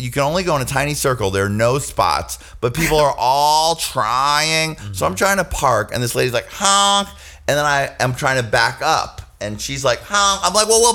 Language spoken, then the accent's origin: English; New York, United States; I am from New York